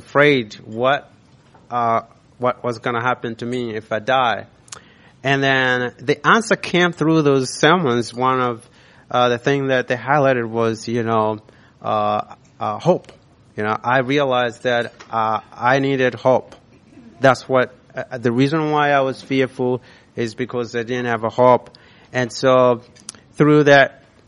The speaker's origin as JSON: {"language": "English", "country": "Malawi", "tie": "born or raised there", "moved": "yes", "said": "I was born in Malawi, raised there."}